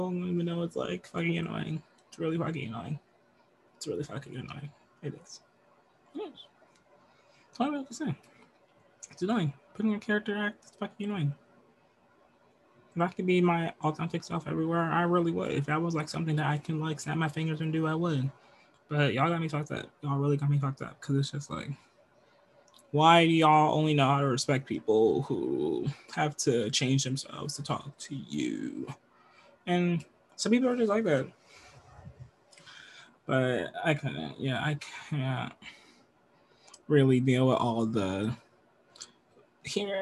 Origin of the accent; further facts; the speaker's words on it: United States; I'm from America. I'm moving from the United States of America to Canada